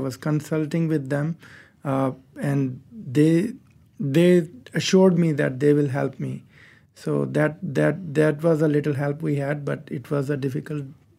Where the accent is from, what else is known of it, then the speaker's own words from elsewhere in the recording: Pakistan; now in Malaysia; I came from Pakistan to Malaysia as a refugee, as an asylum seeker.